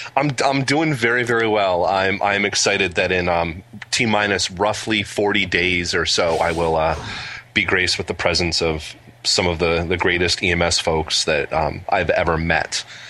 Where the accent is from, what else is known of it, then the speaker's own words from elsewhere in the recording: New Jersey, United States; now in Massachusetts, United States; I'm from New Jersey. I'm a Jersey boy originally